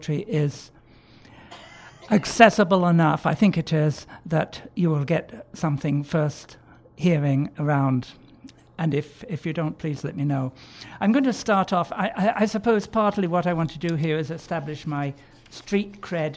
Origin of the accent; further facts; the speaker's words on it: the Pennines, northern England, United Kingdom; moved away; also born or lived in Canons, Edgware, London; Growing up on the Puritan pungences of Wright's coal tar soap and Dettol, no car, no telephone or central heating, but plenty of milk, fresh air, long hikes in the Pennines